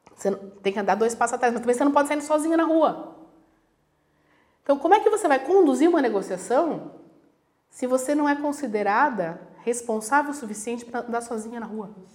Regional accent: Brazil; Eu nasci no Brasil, então eu sou brasileira, mas eu nasci de, de filha de italianos, então eu sou italiana

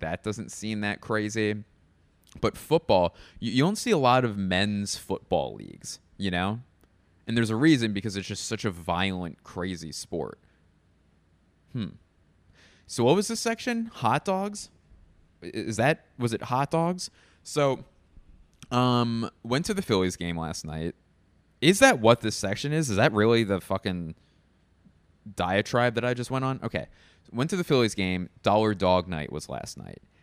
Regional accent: Philadelphia, Pennsylvania, United States; moved away as an adult; my hometown of Philadelphia

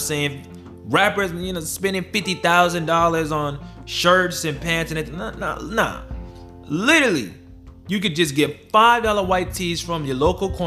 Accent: Broward County, Florida, United States; I grew up in Broward County, I grew up from the east side

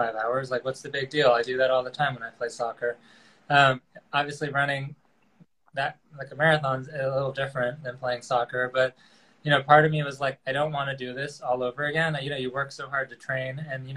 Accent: Port Washington, New York, United States; also born or lived in Queens, New York; now in Riverdale, Bronx, United States; I grew up in Long Island in a town called Port Washington.

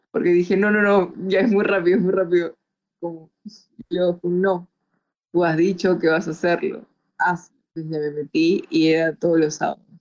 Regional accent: Chiclayo, Lambayeque, Peru; also born or lived in Lima; Ah, bueno, pasa que yo crecí en Chiclayo. Eh, mi papá lo mandó a la base de Chiclayo y crecí ahí.

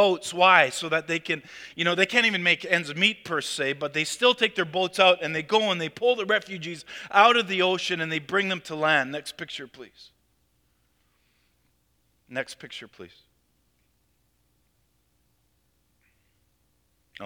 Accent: Canada; we as Canadian Christians

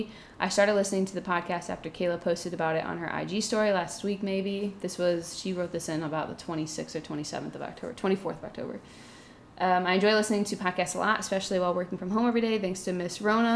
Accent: Pennsylvania, United States; Growing up in Pennsylvania with friends the size of toothpicks, I always saw myself as the fat friend, even though looking back on pictures, I was just an average-sized kid.

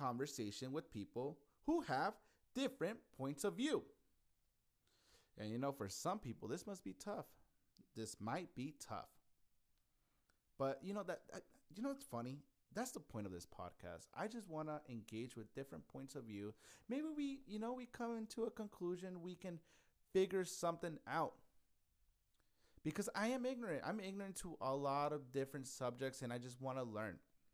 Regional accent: Yuma, Arizona, United States; moved away as an adult; now in Phoenix, United States; Yuma, which is my hometown

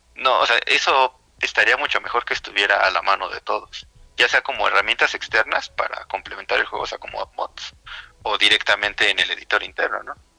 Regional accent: Mexico City, Mexico; soy de la Ciudad de México

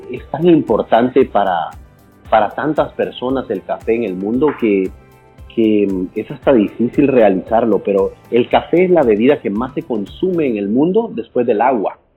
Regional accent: El Salvador; no hay orgullo más grande que he sentido yo que haber ah, puesto a El Salvador, que es mi país, que es mi, cuna, mi

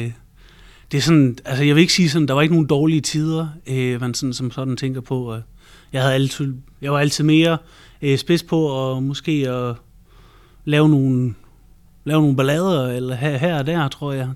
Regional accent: Central Jutland and Thy, Central Denmark Region, Denmark; also born or lived in Thy; jeg er vokset op i Midtjylland og Thy øh, primært, så det har jeg brugt en hel masse tid på landet.

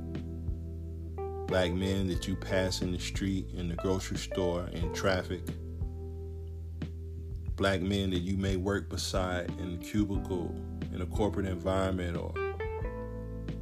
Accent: United States; As a black man in America, growing up in America

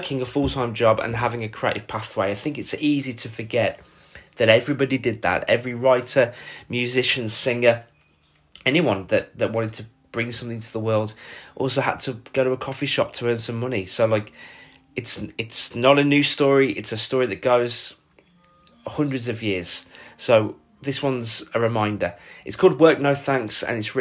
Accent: Wolverhampton, West Midlands, United Kingdom; moved away as an adult; now in Dublin, Ireland; I live in Dublin. I'm from Wolverhampton, which is just north of Birmingham. I've been in Dublin for 6 years

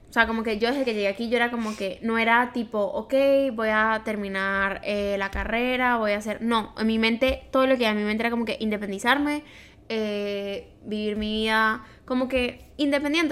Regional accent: Venezuela; moved away as an adult; now in Montreal, Canada

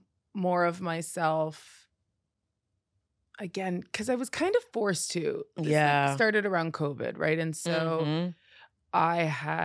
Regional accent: Canada; I'm Canadian.

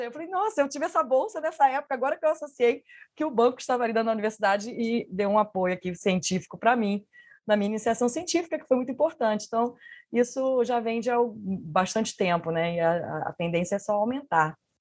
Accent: Niterói, Rio de Janeiro, Brazil; moved away; also born or lived in Minas Gerais; eu vim de Minas, né? Eu sou de Niterói, mas fiquei um bom tempo em Minas

